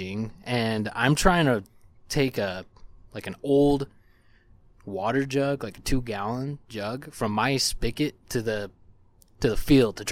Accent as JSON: {"language": "English", "town": "Syracuse", "region": "Utah", "country": "United States", "tie": "born or raised there", "said": "I'm from Syracuse"}